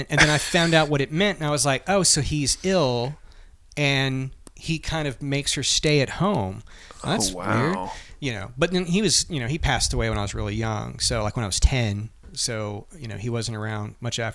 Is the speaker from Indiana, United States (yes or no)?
no; Lewisburg, Tennessee, United States; my hometown, which is where Buford Ellington was from, the county, that's where he was from. We got three exits on the interstate, even though we were tiny